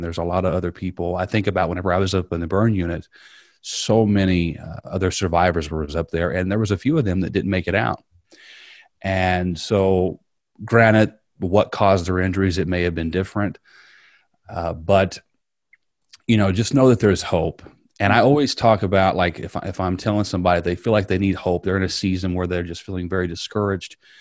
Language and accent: English; Southern Indiana, United States; moved away as an adult; now in Riverview; I grew up in Southern Indiana